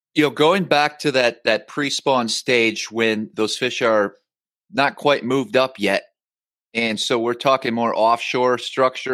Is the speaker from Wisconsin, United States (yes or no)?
yes; Northern Wisconsin, United States; moved away; my old my home state where I grew up, upstate